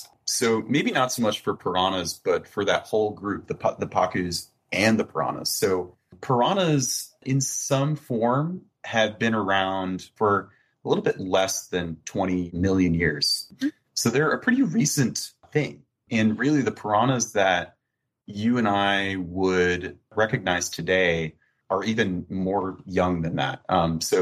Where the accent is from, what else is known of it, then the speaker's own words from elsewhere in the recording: Florida, United States; I'm like originally from Florida